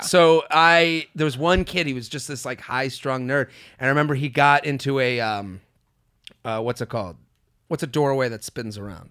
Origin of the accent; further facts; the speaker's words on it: Boston, Massachusetts, United States; moved away; So that is my hometown